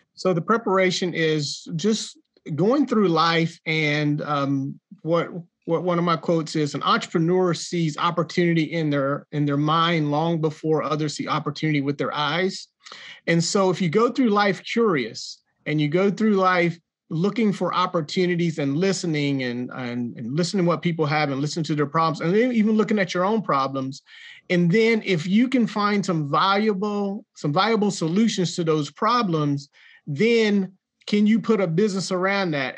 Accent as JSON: {"language": "English", "town": "Jacksonville", "region": "North Carolina", "country": "United States", "accent": "country", "said": "you probably tell by my accent, I'm a country boy from Jacksonville, North Carolina"}